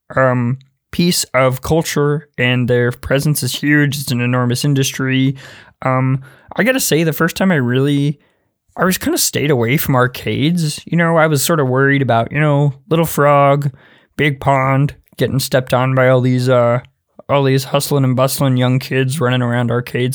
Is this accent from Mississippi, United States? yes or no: yes; Mississippi, United States; I'm from Mississippi